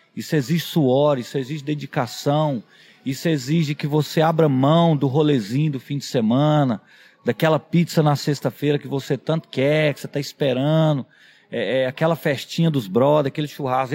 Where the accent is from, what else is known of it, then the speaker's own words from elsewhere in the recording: Quirinópolis, Goiás, Brazil; a minha cidade natal é Quirinópolis, que é no, no, no interior do estado de Goiás